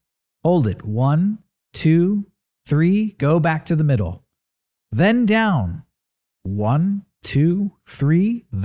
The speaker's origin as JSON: {"language": "English", "town": "San Diego", "region": "California", "country": "United States", "tie": "born or raised there", "said": "I live in San Diego. I was born and raised in San Diego."}